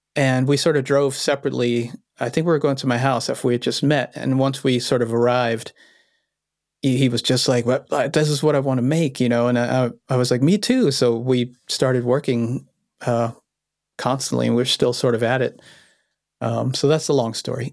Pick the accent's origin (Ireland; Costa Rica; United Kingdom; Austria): Austria; Vienna; I was born in Vienna, Austria